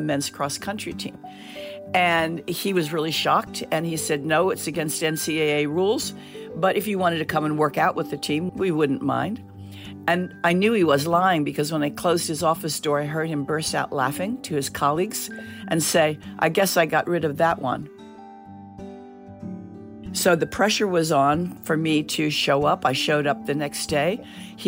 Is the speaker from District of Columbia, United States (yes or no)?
yes; Washington, District of Columbia, United States; I grew up in the Washington, D.C. area.